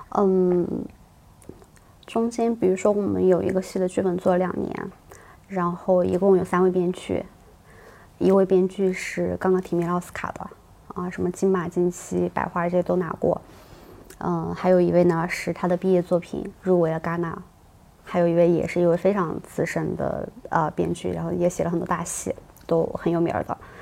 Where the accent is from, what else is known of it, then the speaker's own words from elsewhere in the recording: Sichuan, China; accent: Sichuanese; moved away; 我们四川话叫无事包金